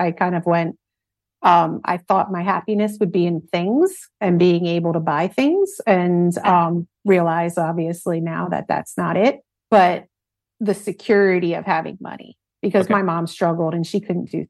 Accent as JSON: {"language": "English", "town": "Philadelphia", "region": "Pennsylvania", "country": "United States", "tie": "born or raised there"}